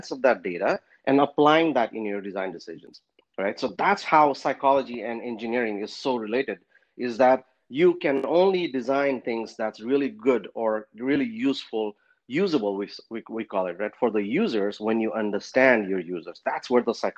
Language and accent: English; Kathmandu, Bagmati, Nepal; moved away as an adult; also born or lived in Pennsylvania; now in United States; I was born and raised in Kathmandu, Nepal